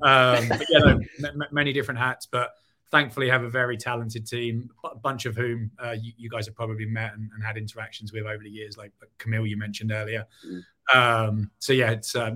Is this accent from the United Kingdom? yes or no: yes; England, United Kingdom; moved away as an adult; now in Chicago, United States; not from Chicago originally, was born and raised in England